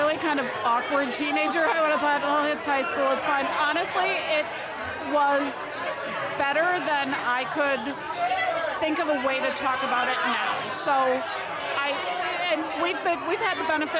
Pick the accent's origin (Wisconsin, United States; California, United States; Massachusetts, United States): Wisconsin, United States; Milwaukee; I grew up in Milwaukee.